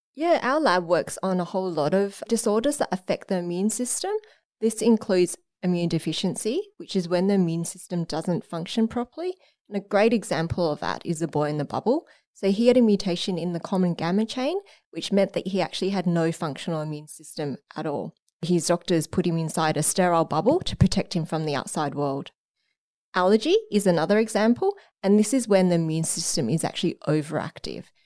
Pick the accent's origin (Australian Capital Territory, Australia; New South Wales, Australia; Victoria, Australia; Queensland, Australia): Australian Capital Territory, Australia; Canberra; moved away as an adult; also born or lived in Sydney; I grew up in Canberra